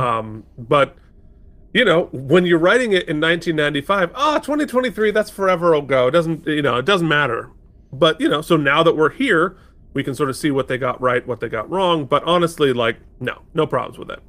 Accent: Vermont, United States; moved away as an adult; now in New York City, United States; a teenager growing up in Vermont, right, in, you know, like, middle class Vermont

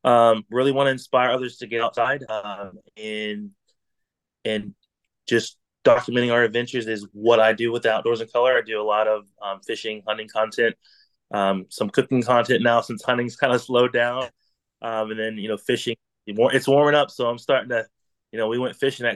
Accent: North Carolina, United States; I'm from Central North Carolina. Just an avid outdoorsman, born and raised in the woods, and come from a family of hunting.

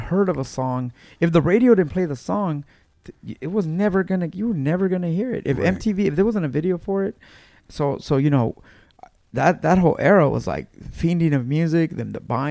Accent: Los Angeles, California, United States; I grew up in Mid-City, California, so there's a Mid-City swap meet

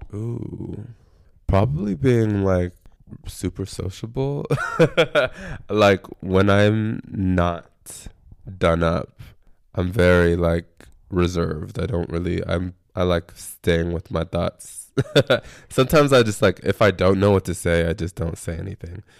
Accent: San Antonio, Texas, United States; now in Austin, United States; I'm from San Antonio

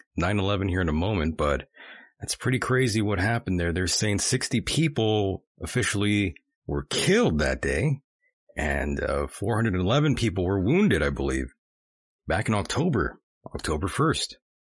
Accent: United States; as an American citizen, I love this country.

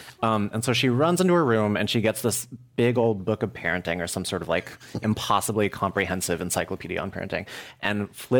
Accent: San Francisco, California, United States; So my grandpa was born and raised in Oakland, Chinatown, and my mom is from here.

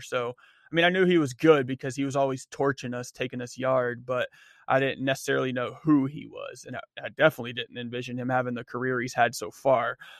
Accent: Erie, Pennsylvania, United States; in Erie, in my hometown

